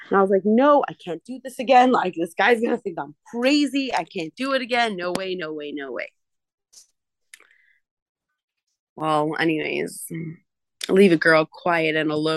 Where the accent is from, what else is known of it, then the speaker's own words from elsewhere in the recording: New York, United States; I'm from New York